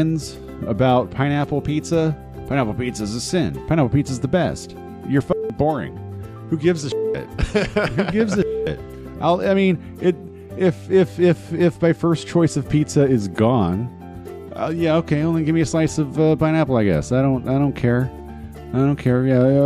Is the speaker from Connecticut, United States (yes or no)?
no; Los Angeles, California, United States; I'm from California. I'm from Los Angeles. I'm only sort of from Los Angeles